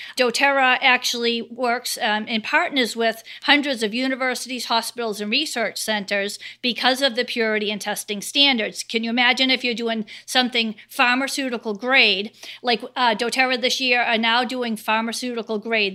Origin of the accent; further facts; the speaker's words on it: Cape Cod, Massachusetts, United States; I'm from Cape Cod, Massachusetts